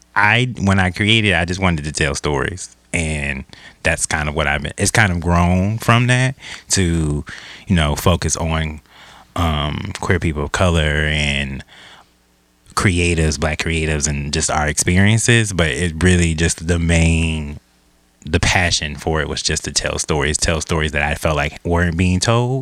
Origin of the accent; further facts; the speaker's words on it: Milwaukee, Wisconsin, United States; moved away; also born or lived in Louisiana; I'm from Milwaukee.